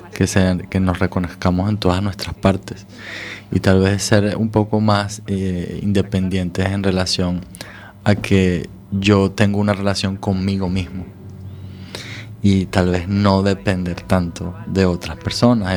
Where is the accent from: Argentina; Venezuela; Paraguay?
Venezuela; also born or lived in Scandinavia; now in Galicia, Spain; de mi país de origen, de Venezuela